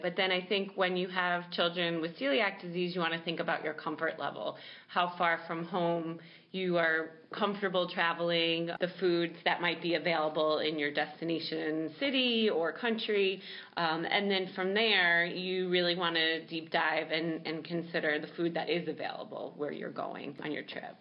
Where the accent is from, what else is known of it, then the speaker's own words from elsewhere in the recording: New York City, New York, United States; I'm a New Yorker and I just love New York City.